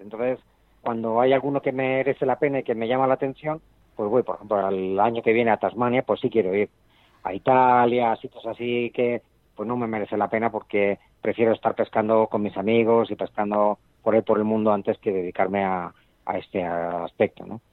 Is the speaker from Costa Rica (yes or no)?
no; Spain; now in Chile; yo soy español